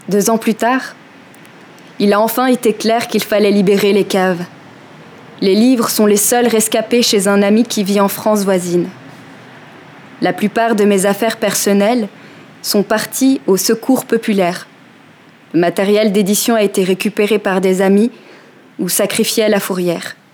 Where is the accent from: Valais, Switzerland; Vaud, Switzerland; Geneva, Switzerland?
Geneva, Switzerland; Je sais que je n'arrête pas de répéter que je ne me sens plus chez moi à Genève, mais c'est ce que j'ai de plus proche d'un chez moi, en attendant ma prochaine destination.